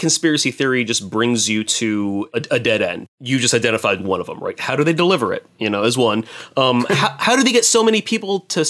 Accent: South Florida, United States; also born or lived in southern Wisconsin; I was born in Wisconsin, but I was raised in South Florida

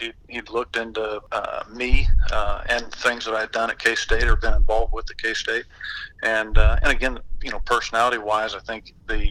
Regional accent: Anaheim, California, United States; born there; I was born out here in Anaheim when he was a high school coach. We lived over in Mission Viejo

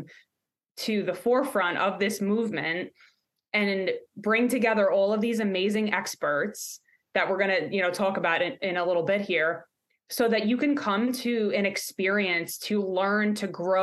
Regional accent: New York, United States; now in Pittsburgh, United States; I'm a Yinzer now. I guess you can say that, even though I'm from New York, you'll hear the accent come out.

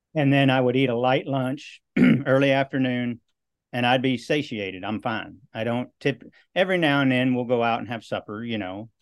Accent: Western Iowa, United States; now in Southeast Texas, United States; I grew up in Western Iowa

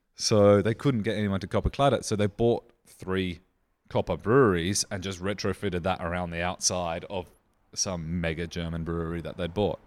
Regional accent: Riverland, South Australia, Australia; I grew up in the Riverland

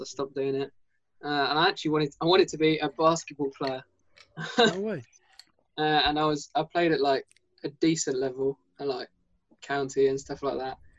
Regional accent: England, United Kingdom; I'm from England.

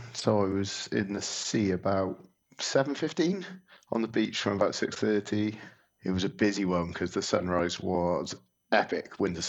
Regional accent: Penarth, Wales, United Kingdom; also born or lived in Scotland; I was actually born in Scotland, so I'm not technically Welsh, although I have a fairly decent quarter Welsh heritage. And actually, probably the strongest roots are Irish, really. So I'm a plastic Scotsman, live in Wales. I was brought up in Penarth

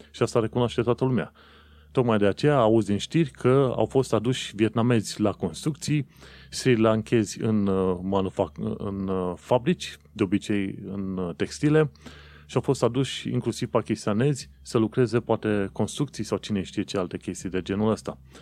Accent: Romania; eu sunt român

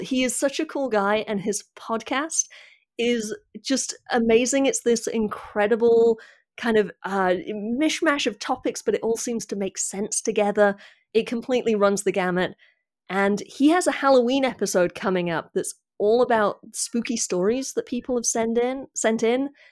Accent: United Kingdom; I'm British

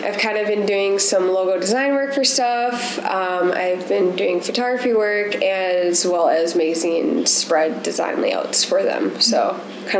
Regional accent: the Twin Cities, Minnesota, United States; So I grew up in the cities. I actually graduated from Champlain Park High School, which is Anoka, Ramsey area, north of the Twin Cities. And then before I lived in Brainerd, I was actually traveling in the van for a year.

